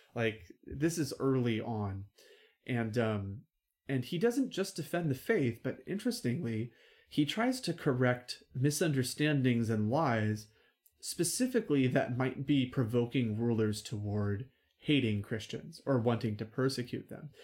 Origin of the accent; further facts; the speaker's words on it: United States; I'm American and I'm proud to be American.